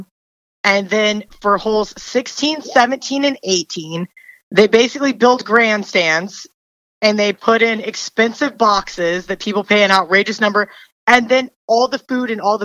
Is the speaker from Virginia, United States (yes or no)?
no; Kansas, United States; I'm from Kansas